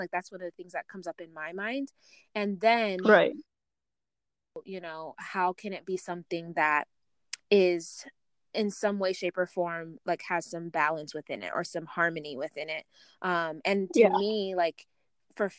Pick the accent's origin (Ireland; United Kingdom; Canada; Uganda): Uganda; I come from Uganda, so I'm in East Africa too